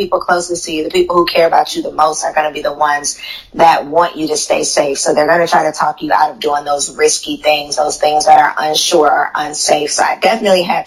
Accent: Chicago, Illinois, United States; moved away as an adult; also born or lived in Tennessee / Atlanta, Georgia; I'm from Chicago. I grew up outside in the suburbs of Chicago

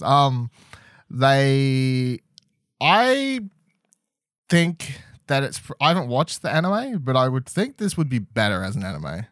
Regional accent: Australia; us as Australian audiences

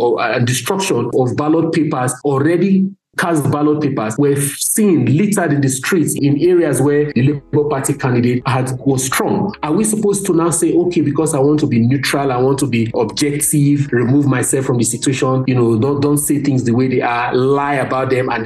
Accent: Nigeria; I'm from Nigeria

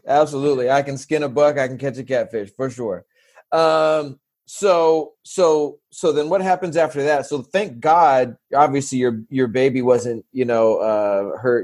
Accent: San Diego, California, United States; I'm from San Diego

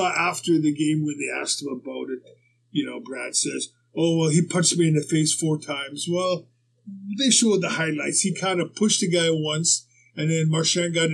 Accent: Winnipeg, Manitoba, Canada; growing up in Winnipeg

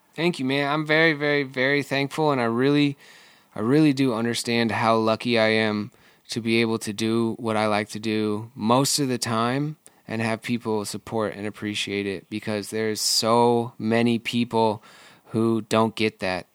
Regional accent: Michigan, United States; now in Seattle, United States; I grew up in Michigan

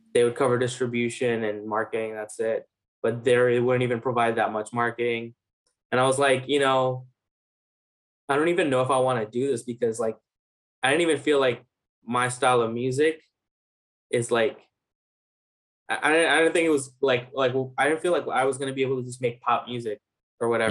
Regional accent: New York City, New York, United States; also born or lived in Bangladesh; I grew up in New York. Um, so I first uh, I'm from like Main Street Flushing

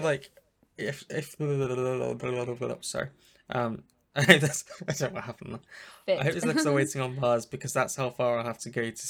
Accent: New Zealand; Yeah, I'm originally from New Zealand.

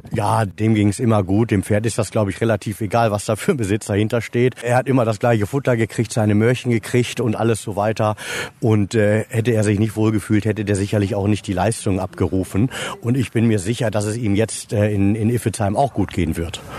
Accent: Rotenburg an der Wümme, Lower Saxony, Germany; Ich bin geboren in Rothenburg an der Wümme, also nähe Fährhof

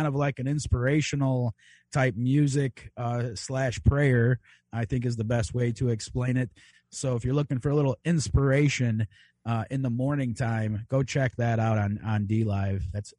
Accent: Chicago, Illinois, United States; and I am a Chicagoan.

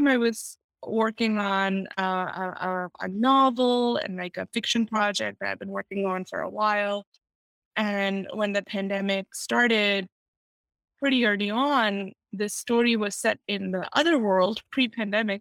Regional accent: Pakistan; now in United States; I grew up in Pakistan

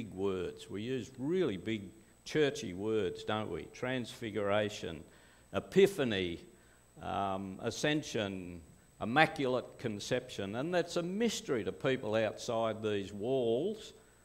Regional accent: Glenbrook, New South Wales, Australia; also born or lived in Perth; we came to Glenbrook. My father was in the RAF, and he came to the Lapston base in the early 1950s. I'm the last one still in the area. I'm one of six. First three born in Perth, including me.

